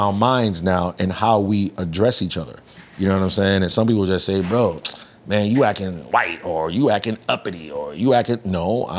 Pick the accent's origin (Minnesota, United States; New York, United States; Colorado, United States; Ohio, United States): New York, United States; also born or lived in Trinidad; now in Florida, United States; Because I'm from New York.